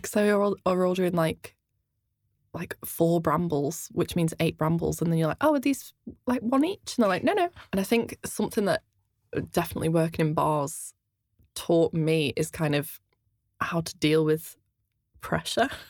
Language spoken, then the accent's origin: English; outside Liverpool, North West England, United Kingdom; accent: quite a strange accent; I grew up half an hour outside of Liverpool and then moved into the city centre for about ten years